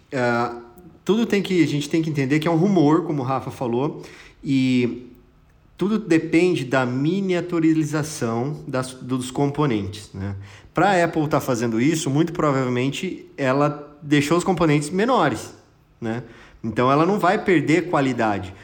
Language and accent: Portuguese; Brazil